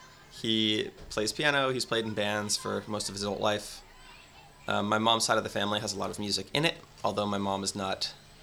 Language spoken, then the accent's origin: English; San Francisco, California, United States; born there; I was born at San Francisco General.